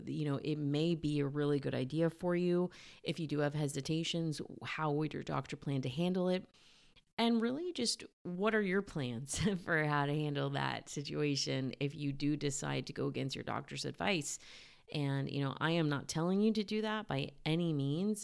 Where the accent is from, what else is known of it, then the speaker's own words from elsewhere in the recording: Cupertino, California, United States; I'm a Northern California born and raised girl